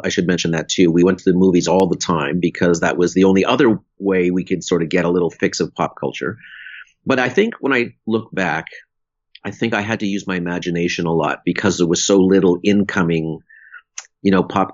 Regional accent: Sudbury, Ontario, Canada; I grew up in Sudbury, Ontario, where there's a lot of winter

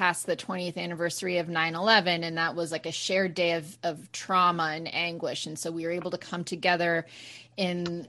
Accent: Maine, United States; I'm from Maine

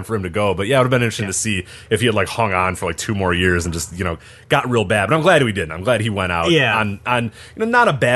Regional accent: Chicago, Illinois, United States; We're all from Chicago

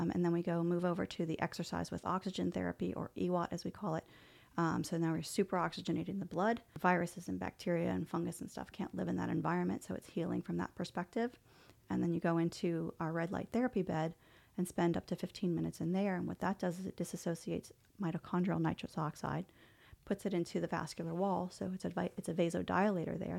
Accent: New Orleans, Louisiana, United States; moved away; I'm originally from New Orleans

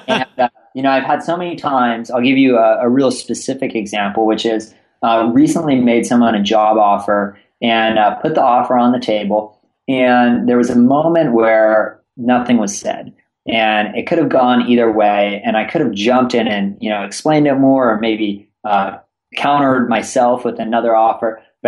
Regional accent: California, United States; also born or lived in East Coast; I am here in San Francisco and born and raised in Northern California, spent some time in the East Coast going to school.

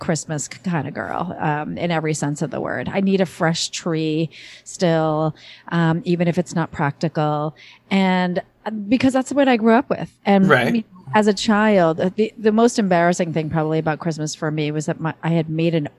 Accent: Northeast, United States; I grew up in the Northeast, and it was, you know, the weather. It's cold and snowy

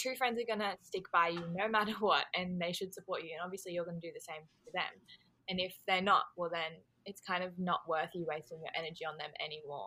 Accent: Australia; I am Australian

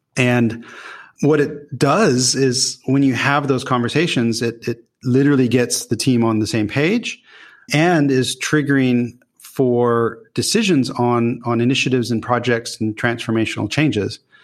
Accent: Newport Beach, California, United States; moved away as an adult; also born or lived in Los Angeles / Utah; now in Netherlands; I grew up really on the West Coast, so formidable years in Newport Beach in Orange County.

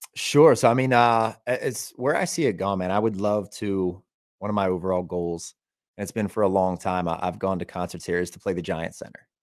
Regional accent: Elizabethtown, Pennsylvania, United States; also born or lived in Hollywood, California; So we're playing the Elizabethtown Fair, which is a pretty big fair, and that's my hometown.

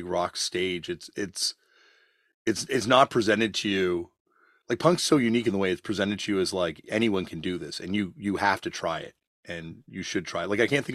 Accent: Canada; as like a Canadian

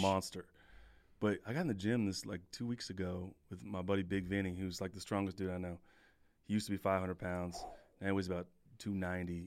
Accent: California, United States; moved away as an adult; also born or lived in Wisconsin; I'm from California

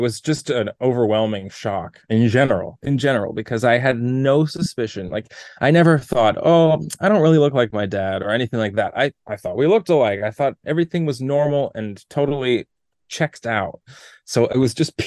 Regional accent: Toronto, Ontario, Canada; moved away as an adult; also born or lived in New York / Los Angeles; I grew up in Toronto

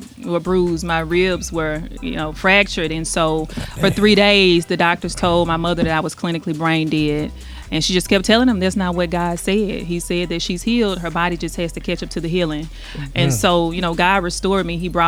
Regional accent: Jackson, Mississippi, United States; I'm from Jackson, Mississippi.

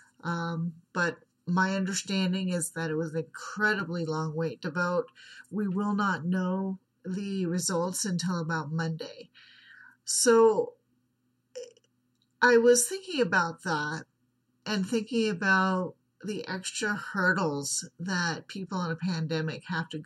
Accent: United States; I am from the United States

